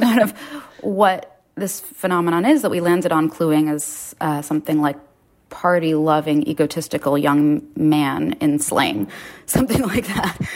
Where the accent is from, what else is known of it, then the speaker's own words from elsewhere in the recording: New York City, New York, United States; I grew up in Lower Manhattan.